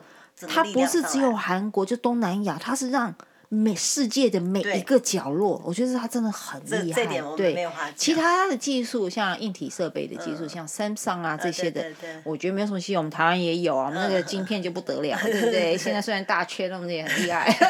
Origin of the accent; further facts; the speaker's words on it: China; 我们中国人功夫在你们眼里当然是很厉害的